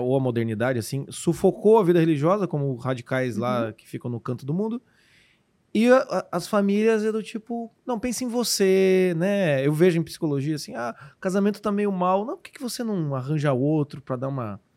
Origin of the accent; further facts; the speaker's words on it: Curitiba, Paraná, Brazil; sou curitibano, pode não parecer